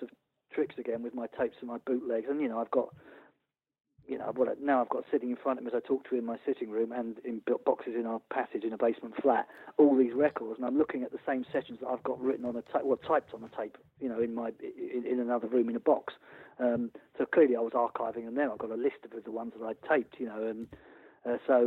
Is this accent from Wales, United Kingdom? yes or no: no; Wimbledon, London, United Kingdom; moved away; also born or lived in Sussex; I'm from Wimbledon